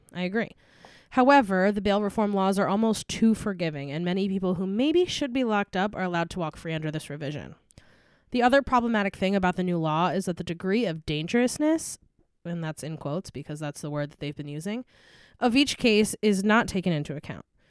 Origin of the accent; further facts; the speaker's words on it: Albany, New York, United States; my hometown of Albany, New York